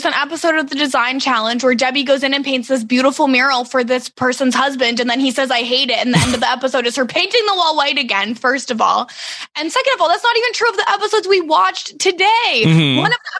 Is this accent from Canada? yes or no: yes; Canada; a lot of times as a Canadian watching HGTV shows